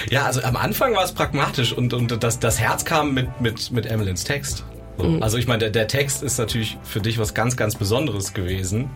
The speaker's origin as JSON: {"language": "German", "town": "Cologne", "region": "North Rhine-Westphalia", "country": "Germany", "said": "komme wie die anderen auch aus dem wunderschönen Köln"}